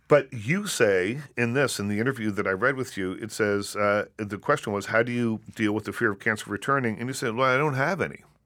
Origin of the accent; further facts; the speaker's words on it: Nova Scotia, Canada; I grew up in Nova Scotia